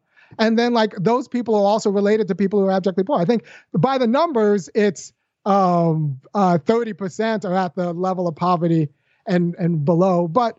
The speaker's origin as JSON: {"language": "English", "region": "California", "country": "United States", "lives_now": "Athens, United States", "said": "I say this because I'm from California, but I can't afford to move back. I've been priced out of my home state. I'm in Athens, Georgia, where black people can live."}